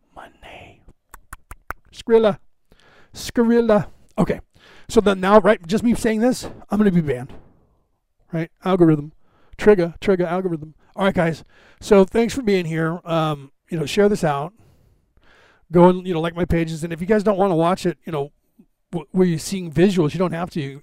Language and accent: English; United States; I was born in America